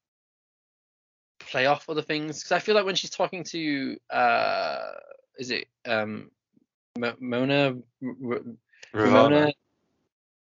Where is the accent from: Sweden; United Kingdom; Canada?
United Kingdom; because obviously I grew up around, like, being British